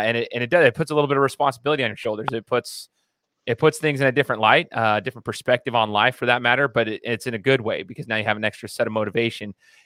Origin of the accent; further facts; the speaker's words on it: the South, United States; I'm from the South or whatever.